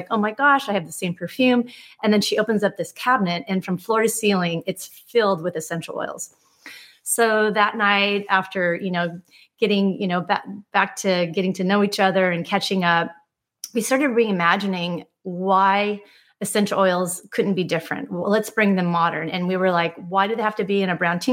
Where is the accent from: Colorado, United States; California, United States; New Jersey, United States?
California, United States; Laguna Beach; growing up in Laguna Beach, I definitely had exposure to a lot of those experiences as a young child